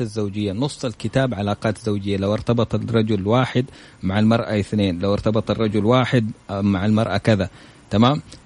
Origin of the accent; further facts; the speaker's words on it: Saudi Arabia; انا من السعوديه